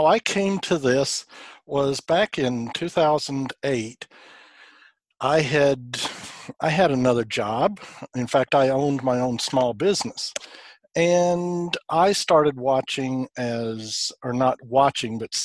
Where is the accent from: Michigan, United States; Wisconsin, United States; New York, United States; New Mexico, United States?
New Mexico, United States; now in Woodstock, Georgia, United States; my home state of New Mexico